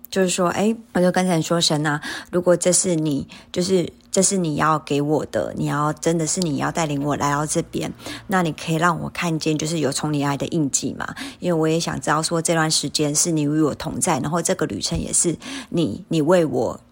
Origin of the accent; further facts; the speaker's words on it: Taiwan; moved away; also born or lived in South Korea; 我是台湾人